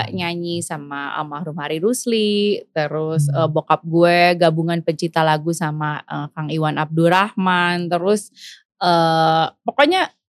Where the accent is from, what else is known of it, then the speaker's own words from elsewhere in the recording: Bandung, West Java, Indonesia; born there; Gue lahir di sini